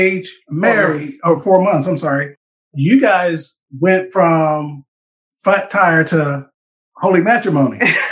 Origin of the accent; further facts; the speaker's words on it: Cleveland, Ohio, United States; I came from Cleveland